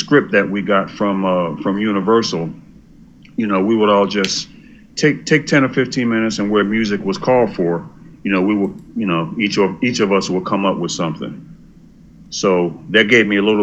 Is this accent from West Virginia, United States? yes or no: no; Philadelphia, Pennsylvania, United States; I was born and raised in West Philadelphia.